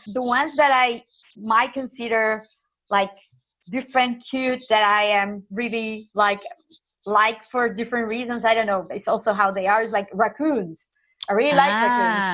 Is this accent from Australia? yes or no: no; Nicaragua; moved away as an adult; now in Santander, Spain; I am from Nicaragua, but I have been living in Spain since 2007